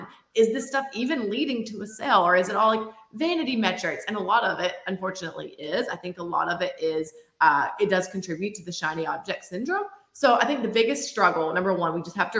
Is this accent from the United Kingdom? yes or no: no; Georgia, United States; moved away as an adult; now in Florida, United States; I moved from Georgia, actually. You will probably hear that in the accent